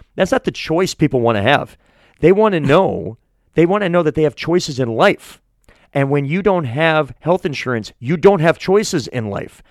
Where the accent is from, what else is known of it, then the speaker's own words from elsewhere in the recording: Manchester, New Hampshire, United States; also born or lived in Portsmouth, New Hampshire; I'm a born and bred New Hampshire guy. I'm from Manchester.